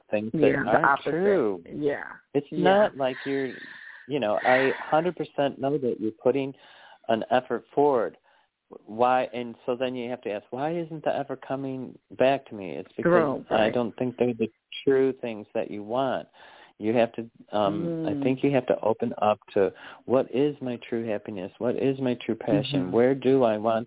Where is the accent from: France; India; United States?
United States; Chicago, Illinois; also born or lived in New York / North Carolina; now in Arkansas, United States; I grew up in Chicago.